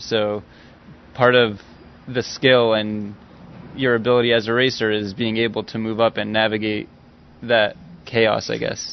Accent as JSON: {"language": "English", "town": "Los Angeles", "region": "California", "country": "United States", "said": "I'm from LA."}